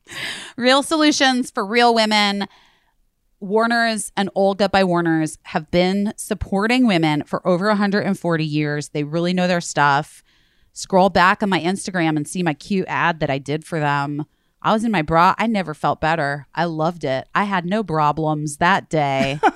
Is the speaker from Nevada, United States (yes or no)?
no; Arizona, United States; now in New York, United States; I'm from Arizona